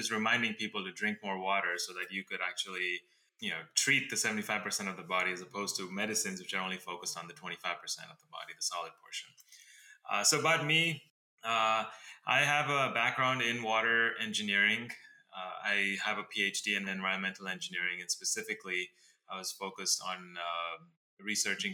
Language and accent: English; Dubai, United Arab Emirates; now in Los Angeles, United States; I am currently in LA, but I was born and brought up in Dubai in the Middle East, and then I moved to America about 2001.